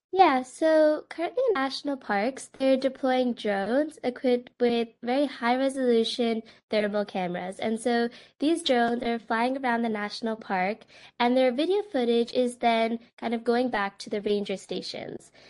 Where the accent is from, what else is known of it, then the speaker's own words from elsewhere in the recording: Westchester, New York, United States; moved away as an adult; also born or lived in Massachusetts; now in Cambridge, United States; I am from Westchester, New York, and am currently a freshman at the Massachusetts Institute of Technology.